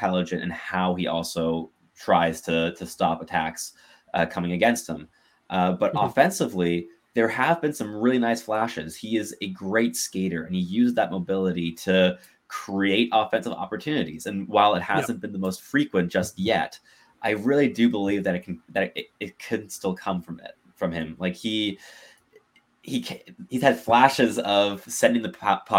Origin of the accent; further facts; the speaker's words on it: Montreal, Quebec, Canada; now in Ottawa, Canada; I'm also from Montreal, but I mean, I live in Ottawa, originally, but I'm from Montreal. Absolutely. Grew up in Montreal born and bred.